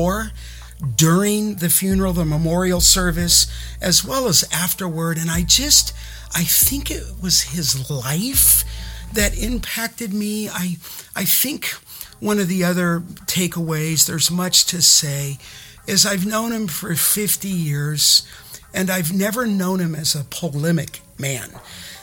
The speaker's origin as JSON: {"language": "English", "town": "Los Angeles", "region": "California", "country": "United States", "tie": "born or raised there", "lives_now": "Kingsburg, United States", "said": "I grew up in Canoga Park, California, in the San Fernando Valley"}